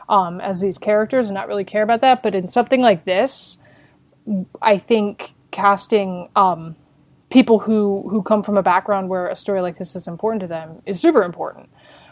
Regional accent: Arizona, United States; I grew up in Arizona, like, right not far from the border to Mexico.

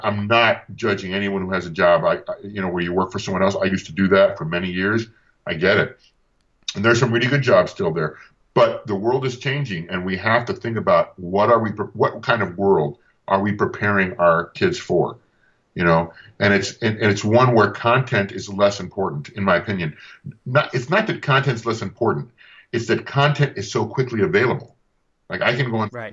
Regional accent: Tucson, Arizona, United States; my hometown in Arizona as in Tucson

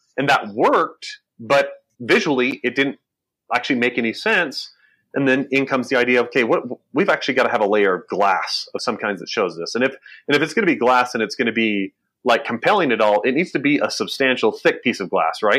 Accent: Burley, Idaho, United States; I was born in Idaho, Burley, Idaho specifically, and grew up working on a potato farm.

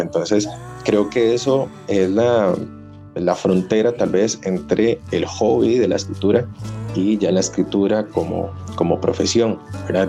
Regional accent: Costa Rica; nosotros tenemos como costarricenses un pasado muy, no sé, glorioso

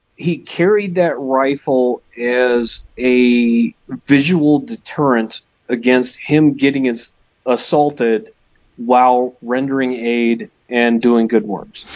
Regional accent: Midwest, United States; I'm from the Midwest.

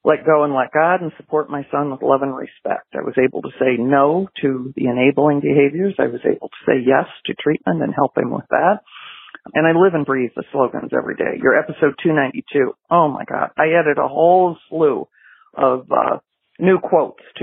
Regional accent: Milford, Michigan, United States; now in Florida, United States; I grew up out in Milford, Michigan, which is not far from Ann Arbor

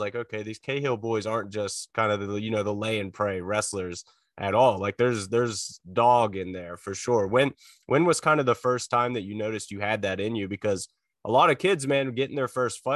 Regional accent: McConnellsburg, Pennsylvania, United States; I grew up in Fulton County. So like South Central PA, McConnellsburg, kind of near Breezewood

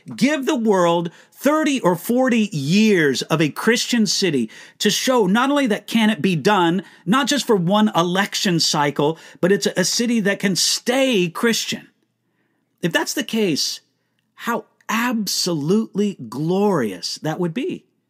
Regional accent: United States; accent: American; also born or lived in Germany; I am an American.

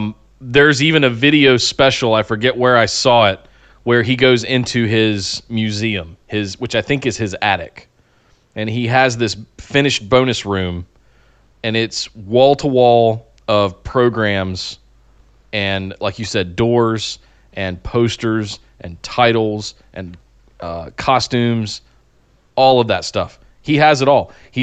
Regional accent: North Carolina, United States; growing up in Central North Carolina around Smoky Mountain Wrestling, Glenn Jacobs.

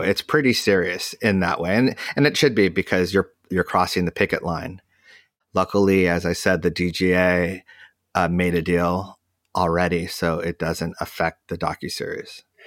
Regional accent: United States; we're American

